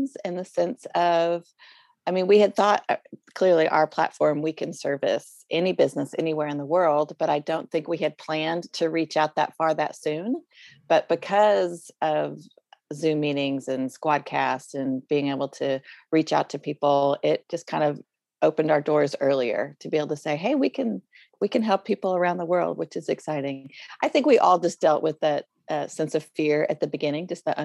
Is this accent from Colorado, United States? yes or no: yes; Boulder, Colorado, United States; moved away as an adult; now in Oklahoma, United States; I am originally from Boulder, Colorado, and my husband and I have been in Oklahoma for about 20 some years